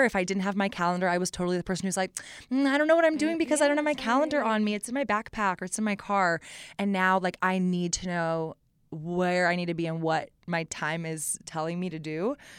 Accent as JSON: {"language": "English", "town": "Austin", "region": "Texas", "country": "United States", "tie": "born or raised there", "said": "I grew up in Austin, mm-hmm. with Live Music Capital of the World"}